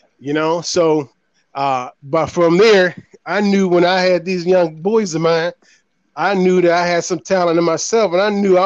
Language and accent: English; Pittsburgh, Pennsylvania, United States; born and raised in the projects up there in PGH, Pittsburgh, PA